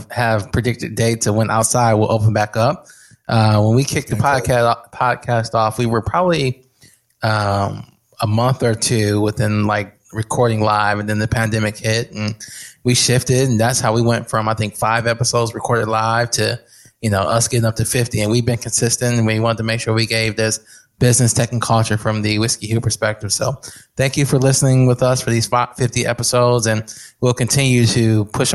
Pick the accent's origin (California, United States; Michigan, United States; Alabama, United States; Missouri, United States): Michigan, United States; Flint; I'm from Flint